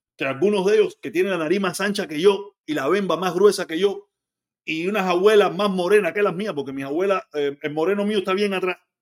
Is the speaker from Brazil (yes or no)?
no; Cuba; moved away